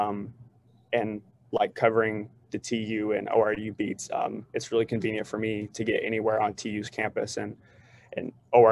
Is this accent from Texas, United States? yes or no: no; Tishomingo, Oklahoma, United States; moved away as an adult; also born or lived in Edmond, Oklahoma; now in Tulsa, United States; I grew up in Tishomingo. I graduated from Tishomingo High School in 2017